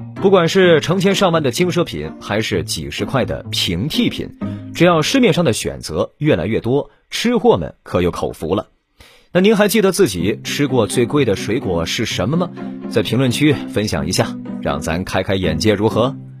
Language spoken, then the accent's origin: Chinese; China; 我们中国人民